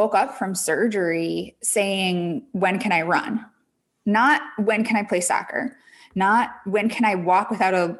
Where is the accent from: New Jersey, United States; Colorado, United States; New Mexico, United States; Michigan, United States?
Michigan, United States; now in Connecticut, United States; I am from Michigan originally. Now I live in Connecticut